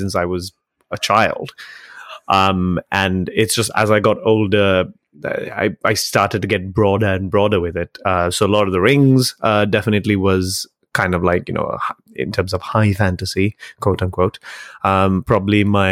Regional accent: Sri Lanka; moved away; growing up in Sri Lanka

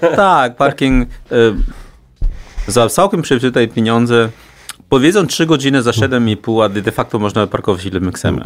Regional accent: China; Polish is a second language; now in Warsaw, Poland; jestem jedynym Chińczykiem w tej całej alejce

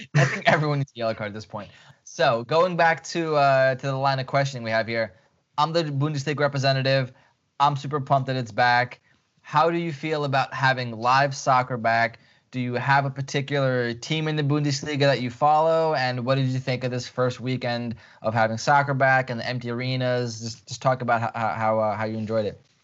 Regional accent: Ukraine; moved away; I was born in Ukraine

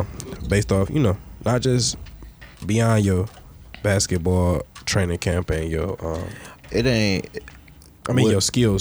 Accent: Detroit, Michigan, United States; I'm from the East Side.

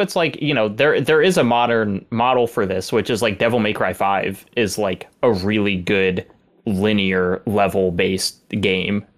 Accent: the South, Southern United States, United States; as a Southerner

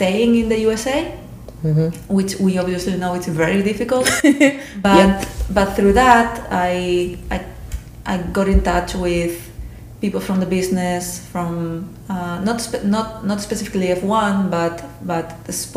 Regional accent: Spain; moved away; I'm from Spain originally

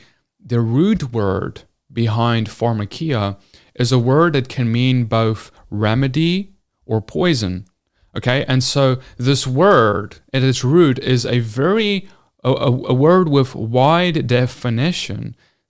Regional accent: South Africa; now in United States; When I came into America, I came from South Africa, I moved here.

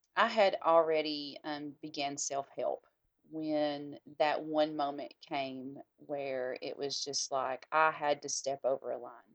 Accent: the South, United States; we are all, yeah, Southern

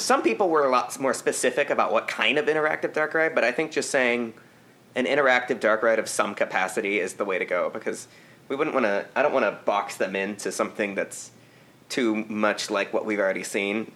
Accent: United States; as an American

